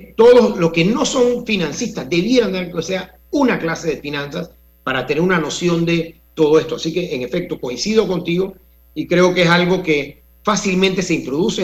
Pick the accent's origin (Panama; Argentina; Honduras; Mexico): Panama